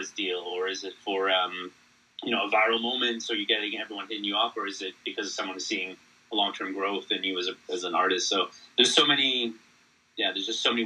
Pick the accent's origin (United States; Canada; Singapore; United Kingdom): Canada; I'm Canadian